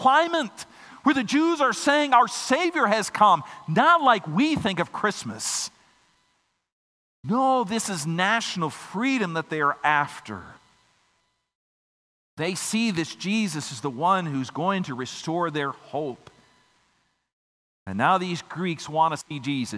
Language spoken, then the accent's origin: English; Minnesota, United States; my home state of Minnesota